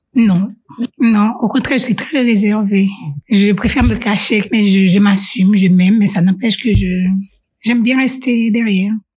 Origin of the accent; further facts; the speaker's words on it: Haiti; moved away as an adult; also born or lived in Singapore; now in Switzerland; en tant que jeune en grandissant en Haïti